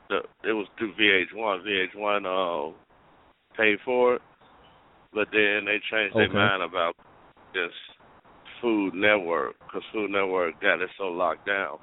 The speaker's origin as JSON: {"language": "English", "region": "the South", "country": "United States", "said": "I'm from the South too"}